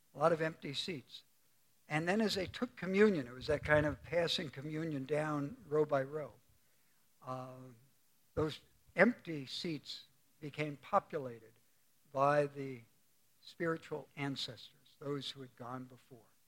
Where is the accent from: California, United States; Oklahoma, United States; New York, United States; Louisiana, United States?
New York, United States; New York City; Bernie and I grew up together on Staten Island